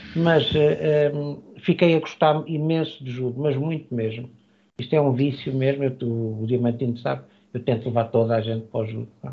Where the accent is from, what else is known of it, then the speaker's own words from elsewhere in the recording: Lisbon, Portugal; moved away as an adult; now in Matosinhos, Portugal; nasci, em Lisboa, eh, vim viver para, para a zona do Grande Porto, palestra da Palmeira Matosinhos, eh, quando tinha 24 anos de idade.